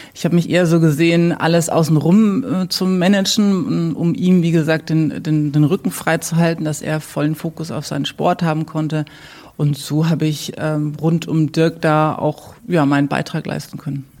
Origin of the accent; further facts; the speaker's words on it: Würzburg, Bavaria, Germany; also born or lived in United States; mich zieht's schon wieder zurück in die Heimat und habe dann hier mein Studium beendet